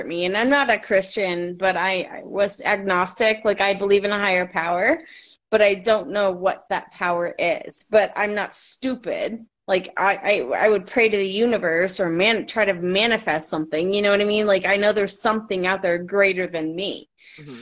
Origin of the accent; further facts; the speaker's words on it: Florida, United States; moved away; I live in the desert. I grew up in Florida too